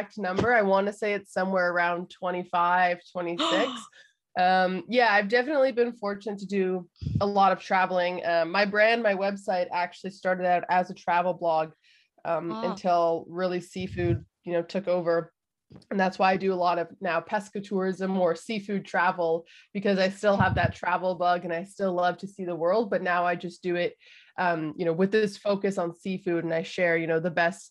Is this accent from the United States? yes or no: no; Canada; I was born in Canada